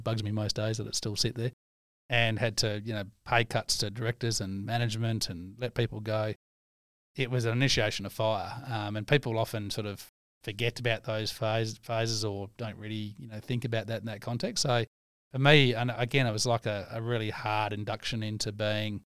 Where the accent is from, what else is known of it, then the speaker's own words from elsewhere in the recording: Leonora, Western Australia, Australia; also born or lived in Menzies; I grew up in Leonora Menzies as a kid.